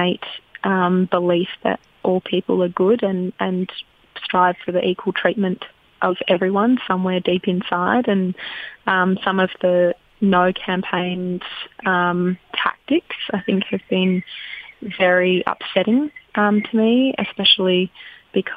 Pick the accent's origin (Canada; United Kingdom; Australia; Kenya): Australia; as an Australian